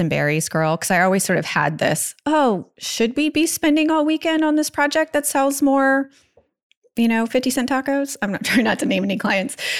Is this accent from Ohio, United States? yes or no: no; Virginia Beach, Virginia, United States; growing up in Virginia Beach